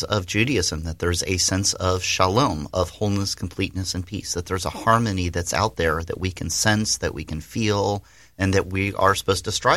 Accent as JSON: {"language": "English", "town": "Jackson", "region": "Mississippi", "country": "United States", "tie": "born or raised there", "accent": "deep Southern", "moved": "yes", "lives_now": "Florida, United States", "said": "I grew up in Mississippi. That's why I have the deep Southern accent. And I've lived long enough in Florida. I don't even say y'all anymore"}